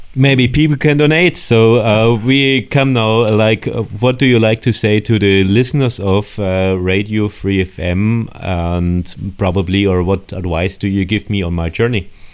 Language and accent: English; Ulm, Baden-Württemberg, Germany; I'm from the city of Ulm.